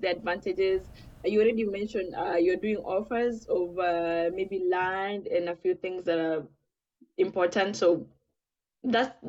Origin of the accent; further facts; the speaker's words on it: Kenya; Being Kenyan is one thing